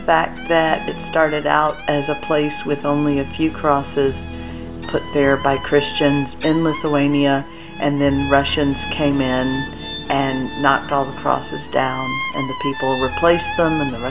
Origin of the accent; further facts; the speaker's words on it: Atlanta, Georgia, United States; I'm from Atlanta, Georgia